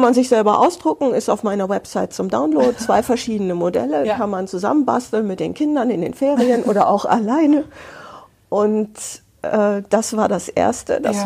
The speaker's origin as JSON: {"language": "German", "region": "Hamburg", "country": "Germany", "tie": "born or raised there", "said": "ich bin Hanseatin, dritte Generation in Hamburg geboren."}